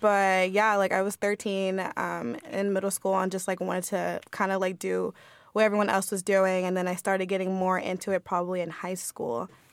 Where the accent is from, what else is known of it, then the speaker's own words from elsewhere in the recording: Southern California, United States; I'm from SoCal, so I went to um, a middle school that was predominantly white